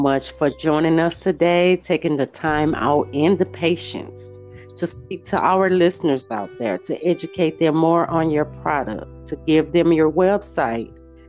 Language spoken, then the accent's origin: English; Houston, Texas, United States; you're in my hometown, which this podcast is screaming from. Houston, Texas.